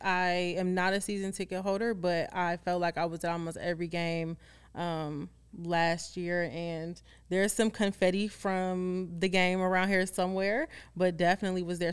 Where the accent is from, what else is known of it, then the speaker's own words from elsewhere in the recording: Chicago, Illinois, United States; you're gonna know I'm from Chicago